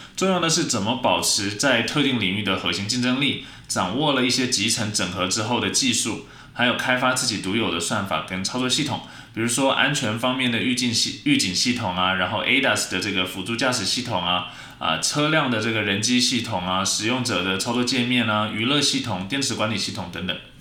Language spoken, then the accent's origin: Chinese; Taiwan; 我们台湾人